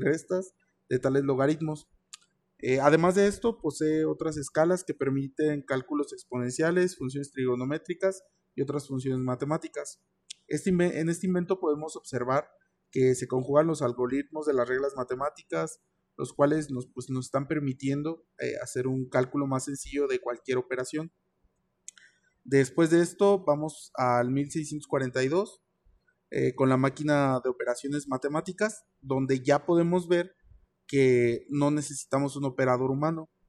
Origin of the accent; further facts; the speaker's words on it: Querétaro, Mexico; yo vivo en Querétaro, nací en Querétaro